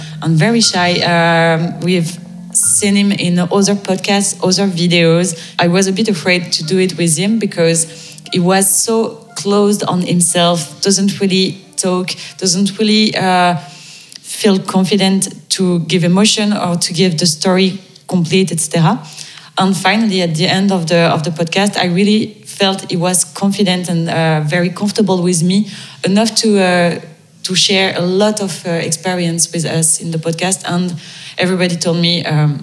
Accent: France; I'm French from France

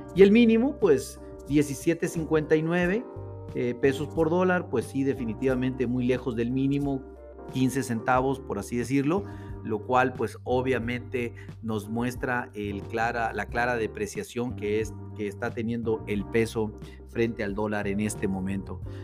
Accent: Mexico

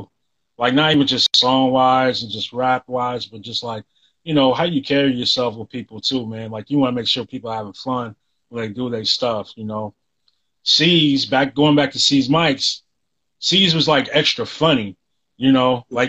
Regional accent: the South, United States; I came from the South. People don't even think we're from where we're from.

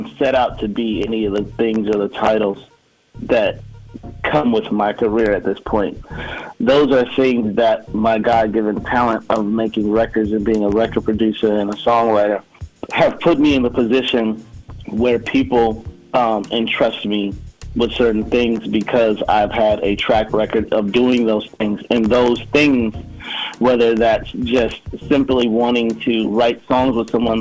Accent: Chicago, Illinois, United States; I'm born and raised in Chicago, Illinois, but really outside of Chicago, like in Dalton and Harvey, you know, south suburbs

